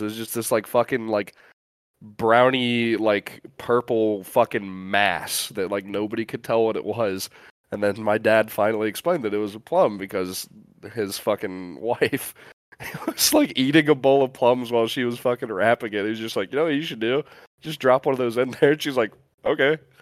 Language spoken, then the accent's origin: English; a Great Lakes state, Midwest, United States; growing up in a Great Lakes state, uh, and just like the, the Midwest in general